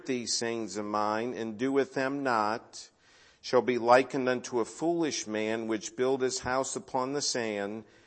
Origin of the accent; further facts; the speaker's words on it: Cleveland, Ohio, United States; I grew up in Cleveland.